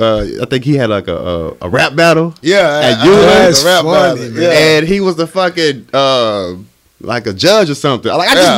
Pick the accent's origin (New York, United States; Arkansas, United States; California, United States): Arkansas, United States; Little Rock; also born or lived in New Orleans